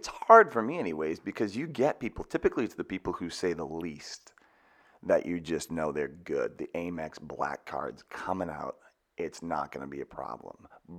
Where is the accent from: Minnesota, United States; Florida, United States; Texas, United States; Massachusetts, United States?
Massachusetts, United States; Boston; I'm from the Boston area.